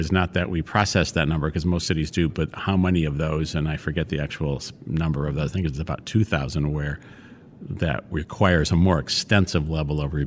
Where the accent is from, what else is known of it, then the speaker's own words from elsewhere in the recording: Detroit, Michigan, United States; moved away as an adult; now in San Francisco, United States; I grew up in Detroit.